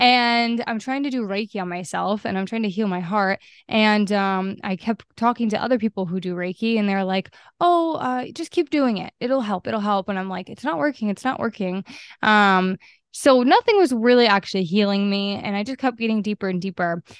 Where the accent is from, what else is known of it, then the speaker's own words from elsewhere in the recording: Maine, United States; I'm from Maine, and I grew up in Maine, and, um, I currently am still here